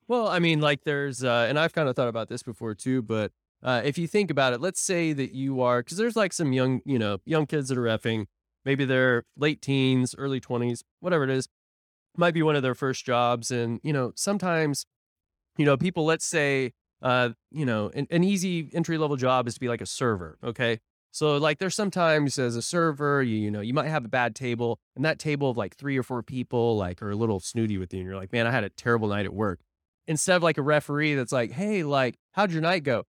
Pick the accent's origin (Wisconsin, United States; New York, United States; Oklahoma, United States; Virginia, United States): Oklahoma, United States; Tulsa; moved away; I'm from Tulsa